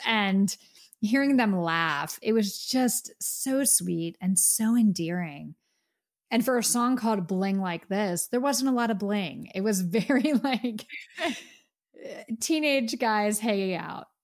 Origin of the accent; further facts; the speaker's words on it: United States; we're from America